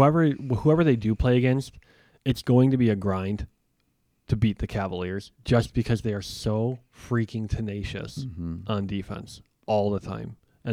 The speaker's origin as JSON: {"language": "English", "town": "Chicago", "region": "Illinois", "country": "United States", "said": "As a Chicagoan"}